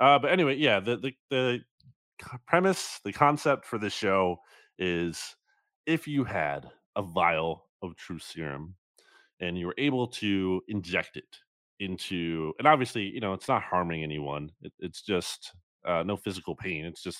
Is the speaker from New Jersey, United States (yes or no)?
yes; New Jersey, United States; That's the college mascot for the team of the town I grew up in New Jersey.